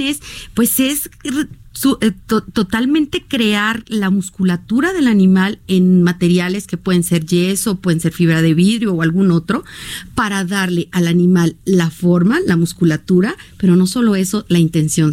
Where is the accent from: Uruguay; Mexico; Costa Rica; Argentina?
Mexico